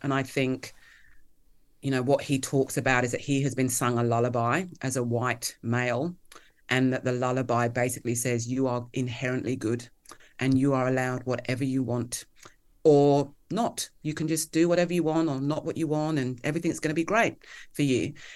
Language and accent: English; Kent and Hertfordshire, South East England, United Kingdom; moved away as an adult; also born or lived in London, England; now in Melbourne, Australia; I grew up in Kent, um, and Hertfordshire in the U K